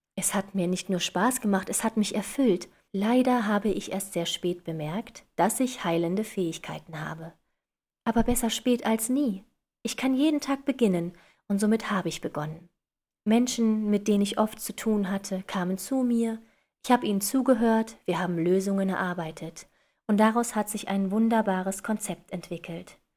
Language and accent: German; western Germany, Germany; Im Osten Deutschlands geboren und im Westen groß geworden